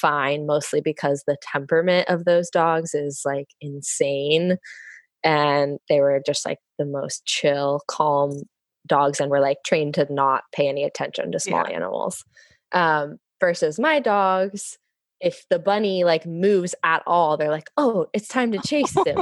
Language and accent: English; Bay Area, California, United States; moved away as an adult; now in Vancouver, Washington, United States; I'm from the Bay Area, California originally.